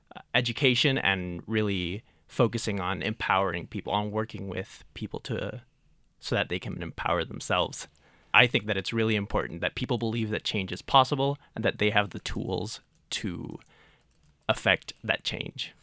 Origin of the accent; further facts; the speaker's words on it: San Juan, Puerto Rico; now in Boulder, United States; I grew up in San Juan, Puerto Rico